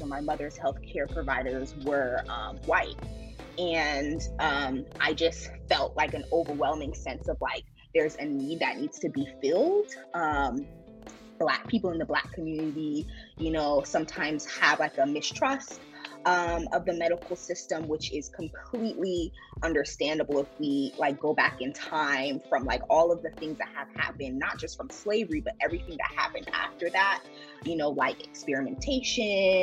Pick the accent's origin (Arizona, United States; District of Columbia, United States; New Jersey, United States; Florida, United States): Florida, United States; Fort Lauderdale; moved away as an adult; also born or lived in Washington, D.C. / North Carolina; now in Durham, United States; I am originally from Fort Lauderdale, Florida, which I think is one of the best places to live ever. I was born and raised there.